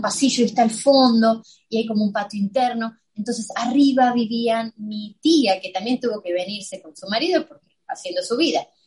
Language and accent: Spanish; Buenos Aires, Argentina; now in United States